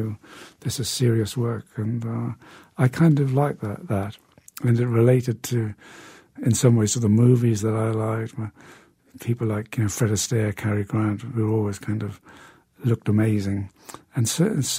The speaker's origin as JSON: {"language": "English", "town": "Newcastle upon Tyne", "region": "North East England", "country": "United Kingdom", "tie": "born or raised there", "said": "my hometown of Newcastle in the north of England"}